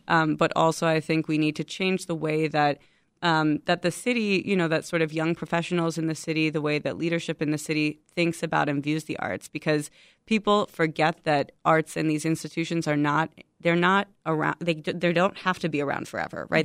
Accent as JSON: {"language": "English", "town": "Chicago", "region": "Illinois", "country": "United States", "tie": "born or raised there", "said": "I'm from Chicago, born and raised in Chicago"}